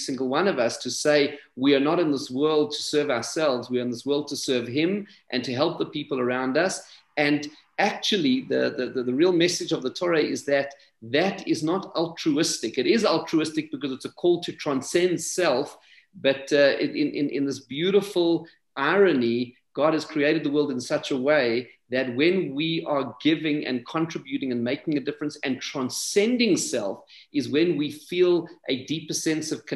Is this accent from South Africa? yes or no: yes; South Africa; our shared South African heritage